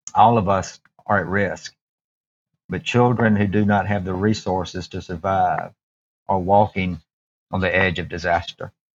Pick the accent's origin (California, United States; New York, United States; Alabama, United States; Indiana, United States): Alabama, United States; I was born here in Alabama